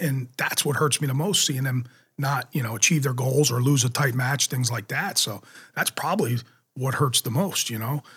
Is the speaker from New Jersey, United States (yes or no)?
yes; Jackson, New Jersey, United States; I loved growing up in Jackson.